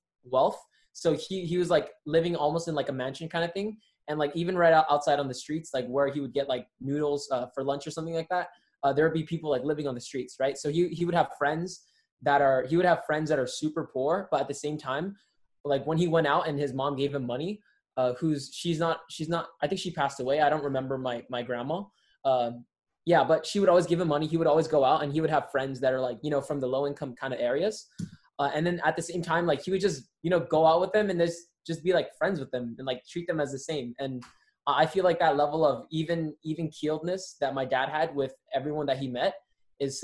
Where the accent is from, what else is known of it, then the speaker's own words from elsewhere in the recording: Rosemead, California, United States; now in El Monte, United States; I'm in El Monte, California right now, but I grew up in Rosemead, California